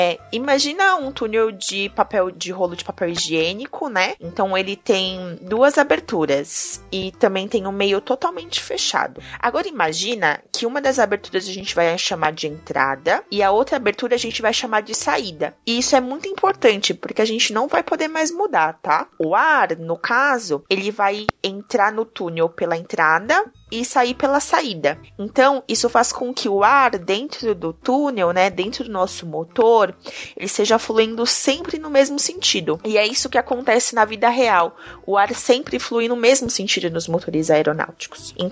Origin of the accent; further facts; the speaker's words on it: Recife, Pernambuco, Brazil; Tenho 5 anos. Sou de Recife.